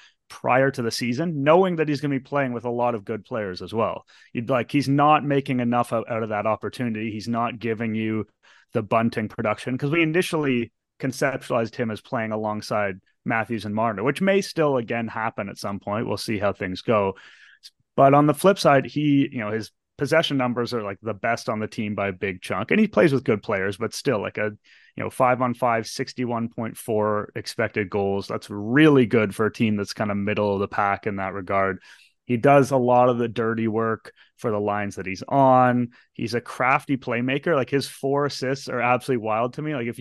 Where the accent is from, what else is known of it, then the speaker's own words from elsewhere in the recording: Toronto, Ontario, Canada; Born and raised in Toronto